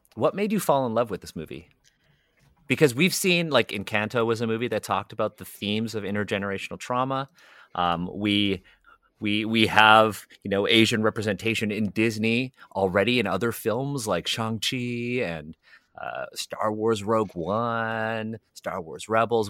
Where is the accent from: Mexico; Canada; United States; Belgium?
Canada; Toronto, Ontario; I was born and raised in Toronto